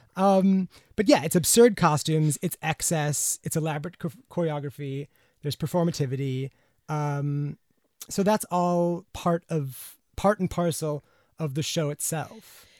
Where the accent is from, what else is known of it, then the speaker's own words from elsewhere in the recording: United States; as an American